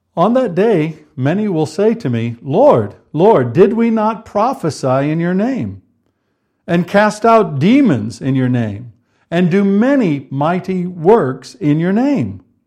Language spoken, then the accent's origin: English; United States; moved away as an adult; now in United Kingdom; Karen and I, as you know, are from the United States originally